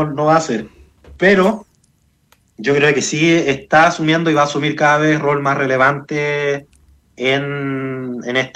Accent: Chile; esta conmemoración sea una oportunidad para, sin olvidar ese, esa tragedia, digamos, eh, encontrarnos como chilenos.

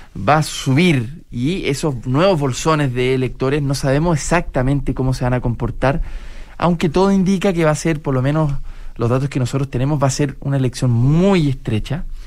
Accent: Chile; vamos a seguir siendo chilenos y vamos a habitar esta patria común

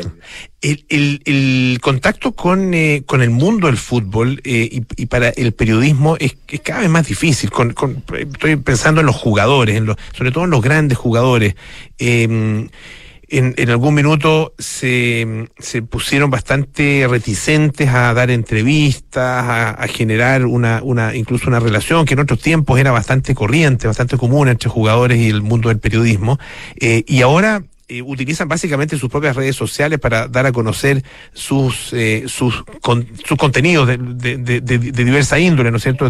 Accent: Chile; como chilenos

